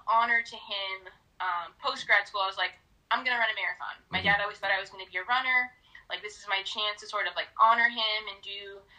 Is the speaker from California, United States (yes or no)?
yes; Southern California, United States; moved away as an adult; also born or lived in Minot, North Dakota; now in Detroit, United States; So I'm originally from Southern California. Mm-hmm. I moved out to Detroit in March.